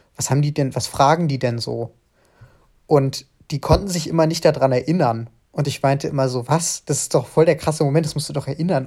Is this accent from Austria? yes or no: no; Frankfurt am Main, Hesse, Germany; ich komme aus Frankfurt am Main